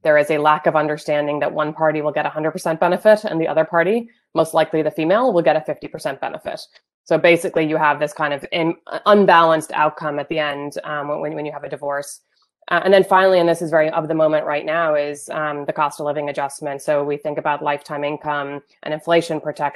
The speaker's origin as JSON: {"language": "English", "region": "born in Wales", "country": "United Kingdom", "tie": "born or raised there", "moved": "as an adult", "lives_now": "United States", "said": "I grew up in the UK, I was born in Wales."}